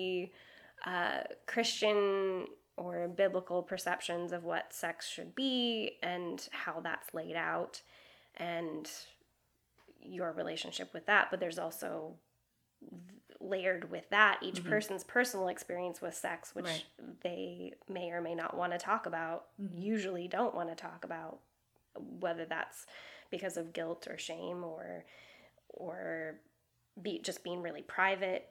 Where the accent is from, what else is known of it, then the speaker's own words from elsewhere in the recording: Seattle, Washington, United States; moved away as an adult; also born or lived in Madrid, Spain / Prague, Czech Republic; now in Los Angeles, United States; I grew up in Seattle, Washington, and then moved to Madrid, Spain with my parents when I was 16